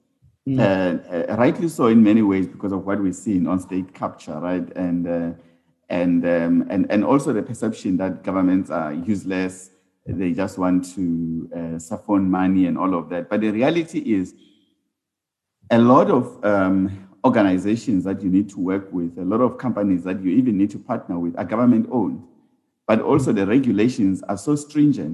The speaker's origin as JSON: {"language": "English", "country": "South Africa", "also_born_or_lived": "Uganda", "said": "as South African firms going into the continent"}